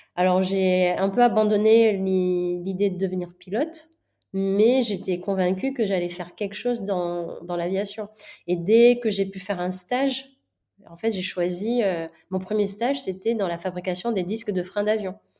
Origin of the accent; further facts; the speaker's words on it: Manakara, Fitovinany, Madagascar; je suis née euh, à Madagascar de deux parents indiens